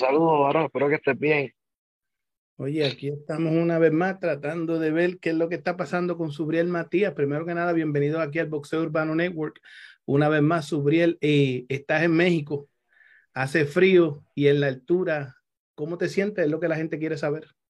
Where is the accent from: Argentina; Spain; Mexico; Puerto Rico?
Puerto Rico; yo soy boricua